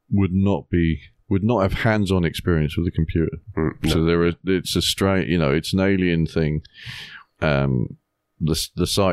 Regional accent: England, United Kingdom; as an English viewer

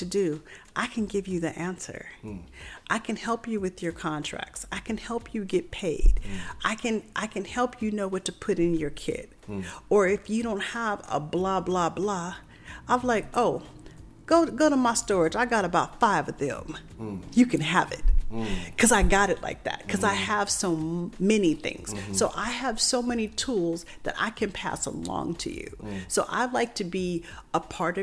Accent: Tempe, Arizona, United States; from Tempe, Arizona.

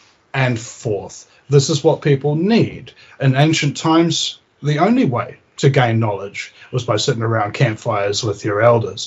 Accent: New Zealand; I'm from New Zealand, you know, and I've got that incredibly sexy accent

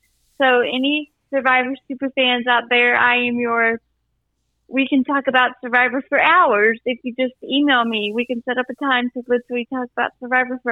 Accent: Virginia, United States; I'm from Virginia

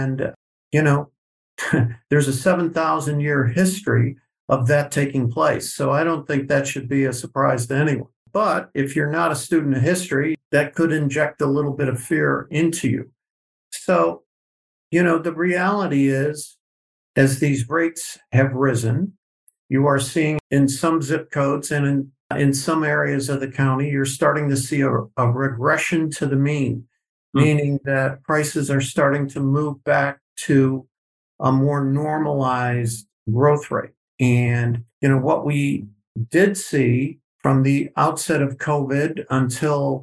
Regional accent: Chicago, Illinois, United States; moved away as an adult; also born or lived in Phoenix; now in San Diego, United States; I'm originally from Chicago

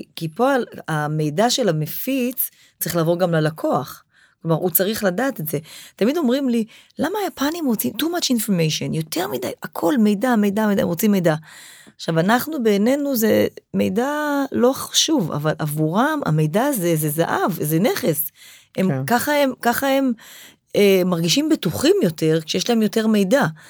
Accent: Israel; אנחנו, כישראלים, כעם שורד

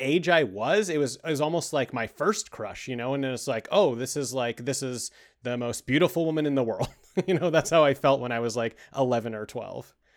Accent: Canada; We're we're from Canada

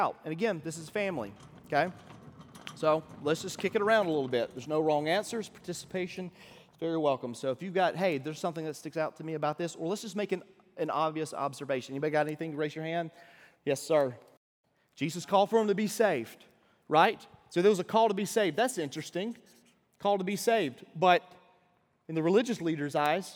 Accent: Deep South, United States; I don't know if you can tell by my accent, but I'm from the deep south

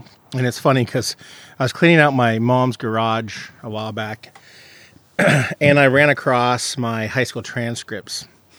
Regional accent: San Luis Obispo, California, United States; I grew up in SLO over by Meadow Park.

